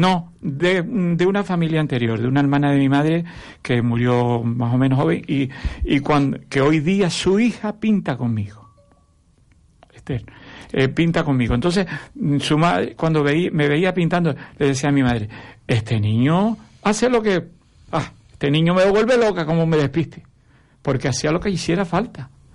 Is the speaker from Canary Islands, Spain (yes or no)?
yes; Tamaraceite, Canary Islands, Spain; moved away as an adult; now in Arucas, Spain; Yo vivo en Arucas hace 30 años, pero yo soy de Tamaraceite.